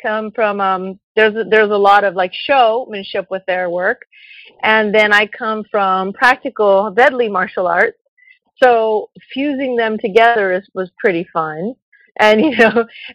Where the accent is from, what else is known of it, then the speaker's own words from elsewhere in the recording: Los Angeles, California, United States; bad areas of Los Angeles, Paramount, East LA, Watts, we lived for a while, Hawthorne